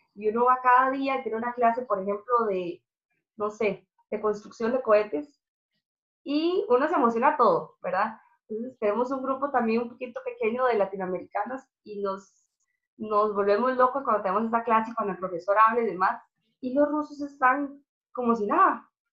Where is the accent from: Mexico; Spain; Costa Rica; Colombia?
Costa Rica; moved away as an adult; now in Russia; yo salí de Costa Rica por el hecho de, lo mismo, de que estaba buscando una carrera